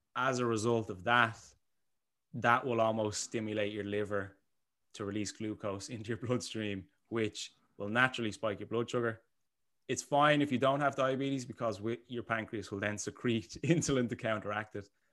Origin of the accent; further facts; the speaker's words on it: Bray, Leinster, Ireland; I am from Bray, the sunny, the sunny coastal side of Bray.